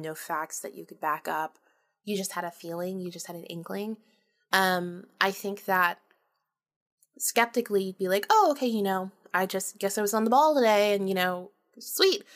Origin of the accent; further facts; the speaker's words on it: Jacksonville, Florida, United States; also born or lived in St. Augustine, Florida; I was born and raised in Florida, North Florida, uh, Jacksonville, and then Saint Augustine.